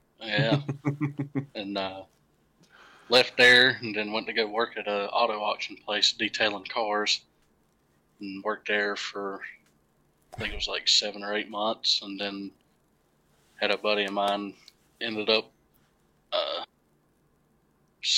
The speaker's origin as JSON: {"language": "English", "town": "Goldsboro", "region": "North Carolina", "country": "United States", "tie": "born or raised there", "said": "I'm originally from Goldsboro, North Carolina. That's where I was born and raised."}